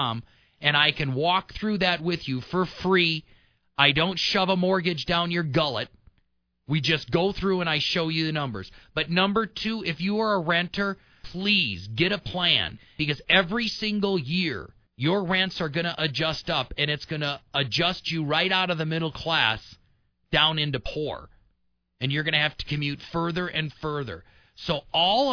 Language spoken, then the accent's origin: English; Midwest, United States; I'm from the Midwest